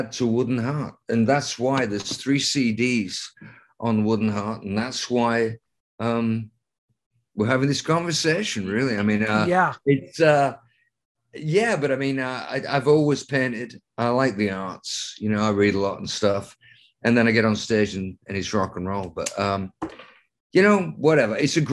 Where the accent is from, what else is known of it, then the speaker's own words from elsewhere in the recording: Lancaster, North West England, United Kingdom; I went to art school in Lancaster, England, my hometown, for 4 years.